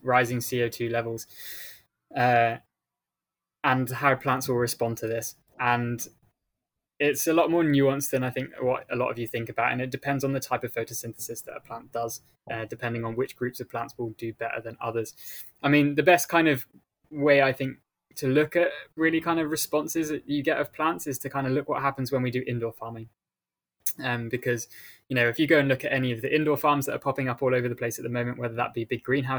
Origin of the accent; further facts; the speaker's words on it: Shropshire, West Midlands, United Kingdom; I grew up in rural England on the west coast, not the west coast, the west side of England, pretty much on the border between England and Wales in a small county called Shropshire.